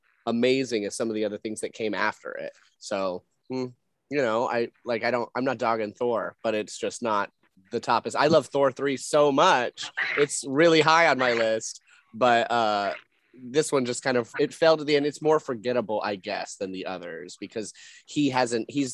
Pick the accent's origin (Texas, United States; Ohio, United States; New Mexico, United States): New Mexico, United States; I'm from New Mexico